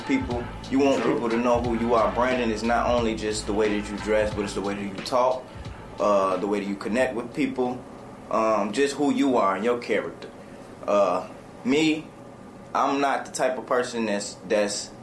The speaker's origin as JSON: {"language": "English", "town": "Chicago", "region": "Illinois", "country": "United States", "also_born_or_lived": "Aberdeen, South Dakota", "moved": "yes", "said": "I'm originally from Chicago"}